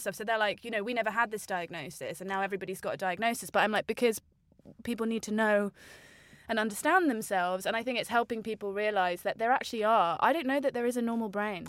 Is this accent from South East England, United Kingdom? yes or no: yes; Margate, South East England, United Kingdom; in my hometown of Margate